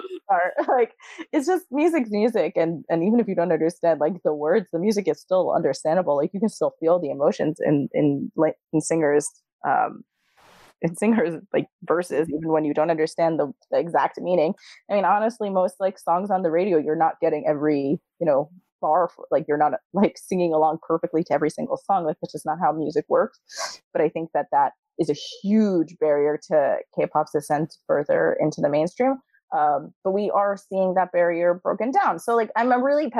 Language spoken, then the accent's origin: English; New York, United States; I'm from New York